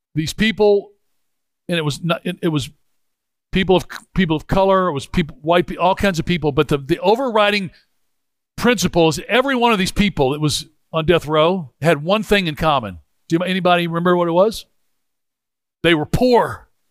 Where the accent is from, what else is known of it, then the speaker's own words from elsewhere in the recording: Memphis, Tennessee, United States; I grew up in Memphis